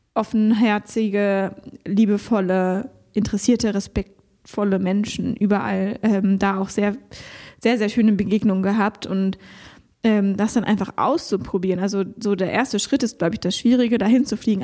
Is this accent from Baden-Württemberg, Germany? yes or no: yes; Konstanz, Baden-Württemberg, Germany; moved away; in meiner alten Heimat Konstanz